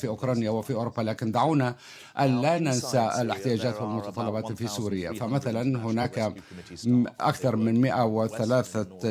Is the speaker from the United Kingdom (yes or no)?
yes; United Kingdom; بصفتي بريطاني